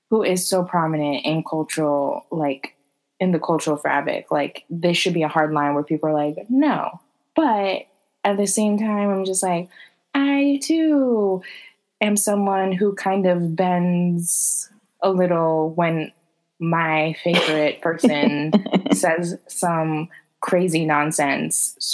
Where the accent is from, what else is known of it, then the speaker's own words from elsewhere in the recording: Bronx, New York, United States; I'm from the Bronx.